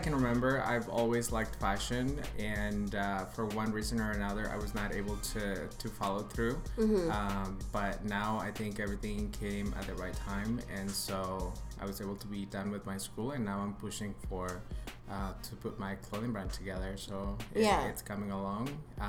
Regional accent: Park City, Utah, United States; also born or lived in Chihuahua, Mexico; now in Los Angeles, United States; So I was born in Mexico, mm-hmm. in a little town in Chihuahua. Mm-hmm. Then I was there until I was 10 years old. Then from there, I moved to Utah.

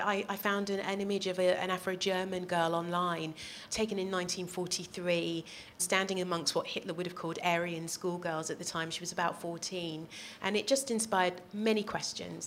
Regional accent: United Kingdom; also born or lived in Netherlands; I'm a black woman and I'm British

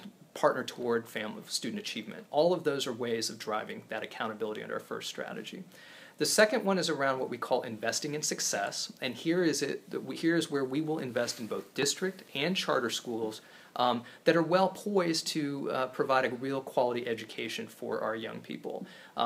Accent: Topeka, Kansas, United States; also born or lived in East Coast; now in Kansas City, United States; I grew up in Topeka

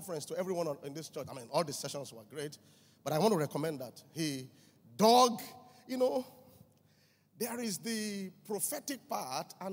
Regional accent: Mile 2 Estate, Lagos, Nigeria; I grew up with him in Mile 2 Estate

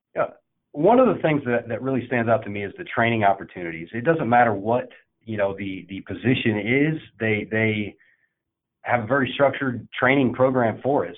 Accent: Indiana, United States; I was born and raised in Indiana

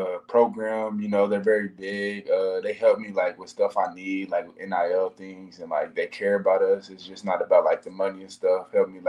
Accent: Oklahoma, United States; growing up in Oklahoma

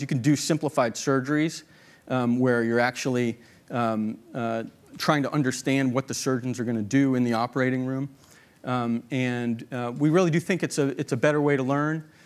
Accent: Boston, Massachusetts, United States; moved away; the Boston Globe, which we were pretty proud of. It's my hometown newspaper

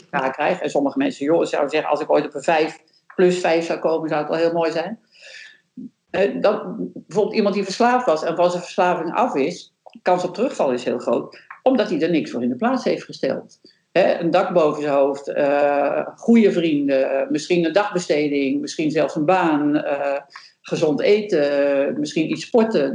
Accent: Netherlands; ik als Nederlander

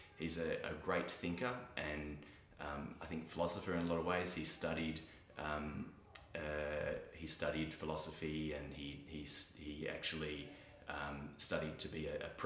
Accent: Fremantle, Western Australia, Australia; I grew up in Fremantle

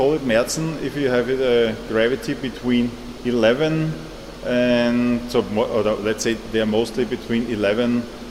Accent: Vienna, Austria; so I'm from Vienna

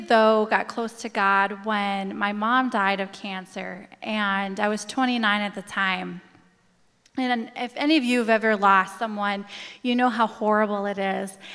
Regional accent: Coon Rapids, Minnesota, United States; I grew up in Coon Rapids.

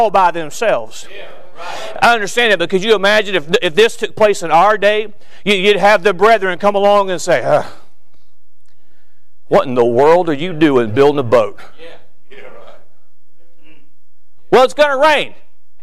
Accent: Florida, United States; I'm from Florida

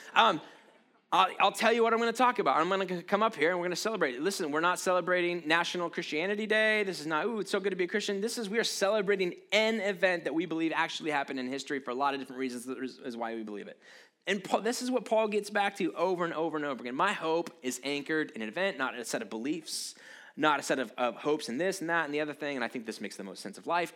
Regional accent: United States; I'm proud to be an American

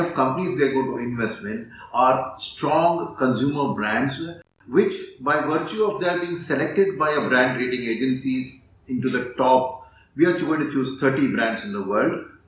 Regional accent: India; as Indian investors

